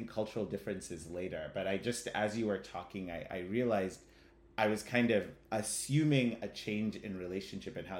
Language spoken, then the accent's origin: English; Kenya; moved away as an adult; now in United States; I was born and raised in Kenya, and I'm ethnically Ugandan